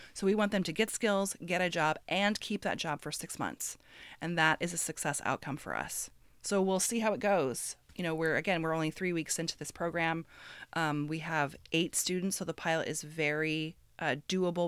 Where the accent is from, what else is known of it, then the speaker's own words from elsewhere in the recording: Midwest, United States; moved away; also born or lived in West Coast; I grew up in the Midwest, and I moved to the West Coast many years ago